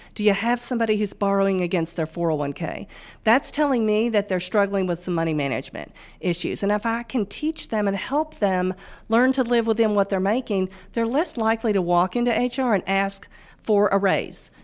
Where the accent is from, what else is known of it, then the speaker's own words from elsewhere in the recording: Northwest Mississippi, United States; also born or lived in Germany / Memphis, Tennessee; we moved to Northwest Mississippi, and that's where I primarily grew up